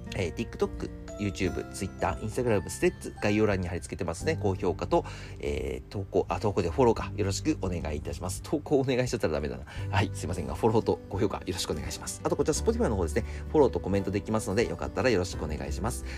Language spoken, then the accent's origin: Japanese; Akita, Japan; moved away as an adult; now in Tokyo, Japan; 一回秋田に帰ったんですよ、僕。